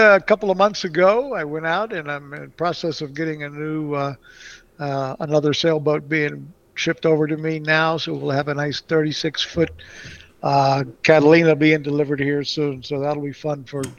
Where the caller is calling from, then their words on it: Mexico City, Mexico; I'm actually calling in from Mexico City right now. I've been traveling here in Mexico for the last month